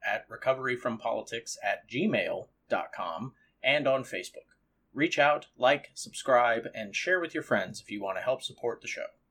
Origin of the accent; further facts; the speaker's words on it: Southern California, United States; growing up in Southern California